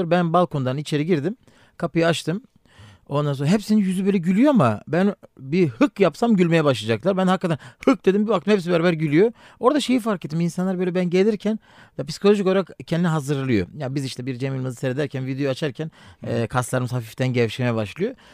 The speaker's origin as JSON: {"language": "Turkish", "town": "Elazığ", "region": "Elazığ Province", "country": "Turkey", "said": "Ben Elazığlıyım, eşim Bartınlı."}